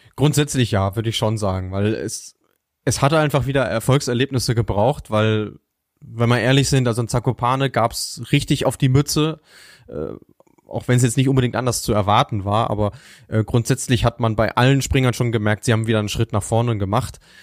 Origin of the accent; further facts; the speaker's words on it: Germany; als Deutscher